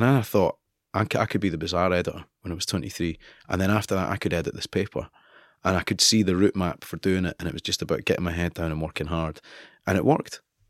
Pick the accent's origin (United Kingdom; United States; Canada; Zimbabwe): United Kingdom; Scotland; while these kids came in and gave me abuse every day for being Scottish, I thought, I've fucked it.